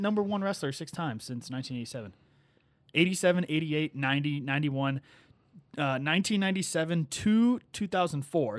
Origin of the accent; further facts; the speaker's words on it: Sleepy Hollow, Illinois, United States; my hometown. So shout out Sleepy Hollow